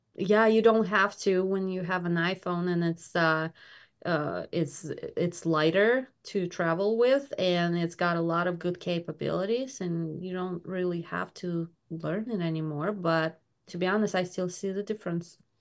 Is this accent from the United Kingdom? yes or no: no; Belarus; now in Michigan, United States; I am ori-, I was born in Belarus